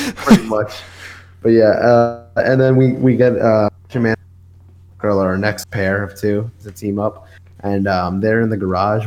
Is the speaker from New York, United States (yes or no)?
yes; New York, United States; I'm from New York